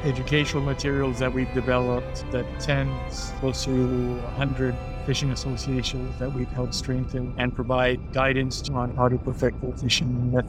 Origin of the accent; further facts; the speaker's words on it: Haiti; Being born and raised in Haiti, I always had an affinity for the ocean.